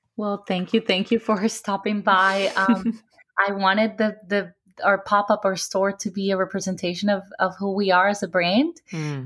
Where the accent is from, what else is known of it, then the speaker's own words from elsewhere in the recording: Cartagena, Bolívar, Colombia; also born or lived in Medellín, Colombia; I grew up in Cartagena with my parents